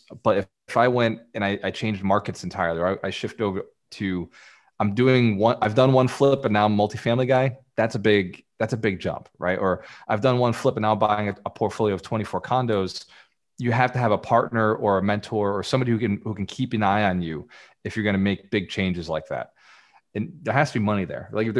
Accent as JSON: {"language": "English", "town": "Fall River", "region": "Massachusetts", "country": "United States", "tie": "born or raised there", "said": "This is in Fall River, Massachusetts, my hometown."}